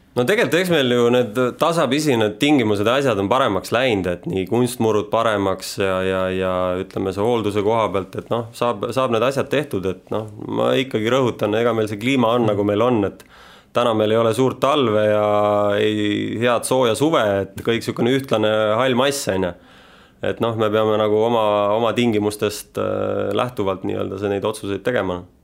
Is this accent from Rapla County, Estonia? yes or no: yes; Rapla County, Estonia; now in Tallinn, Estonia; eluolu on mul ikka siin Tallinnas, et noh eks ma ise olen sealt Raplamaalt pärit